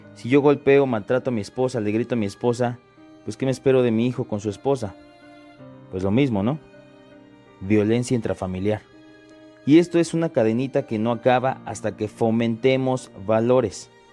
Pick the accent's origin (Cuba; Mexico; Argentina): Mexico; como mexicanos